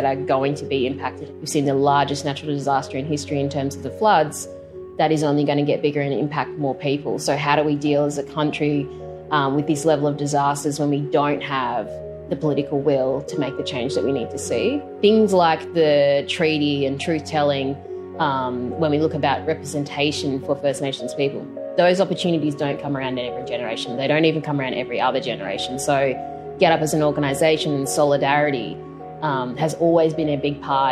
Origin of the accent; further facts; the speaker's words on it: Lismore, New South Wales, Australia; I grew up in Lismore in northern New South Wales, where we are also traditional owners